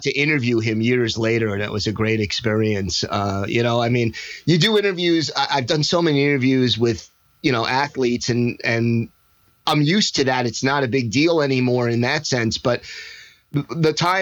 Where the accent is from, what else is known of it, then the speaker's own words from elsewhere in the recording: New York area, United States; I grew up in the New York area, and I was the only Packers fan in my school